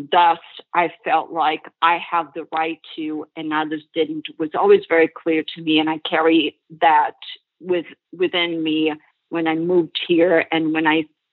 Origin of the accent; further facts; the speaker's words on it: Brazil; moved away as an adult; now in United States; It was amazing growing up in Brazil